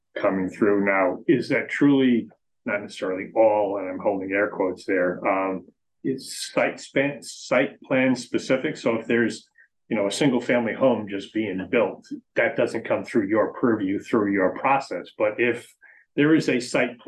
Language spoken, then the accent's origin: English; Pawtucket, Rhode Island, United States; now in Franklin, United States; I grew up in Pawtucket, Rhode Island